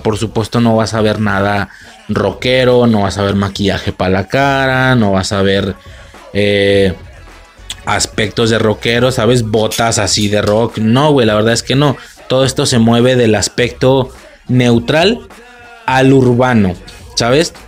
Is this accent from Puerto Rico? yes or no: no; Mexico; moved away; also born or lived in Spain